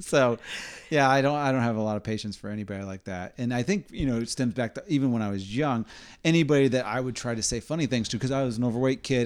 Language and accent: English; Indiana, United States; growing up in Indiana